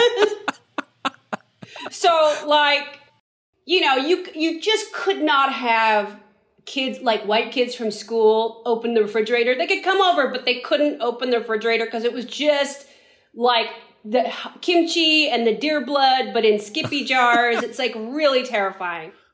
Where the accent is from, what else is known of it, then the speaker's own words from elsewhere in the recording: San Francisco, California, United States; we grew up in San Francisco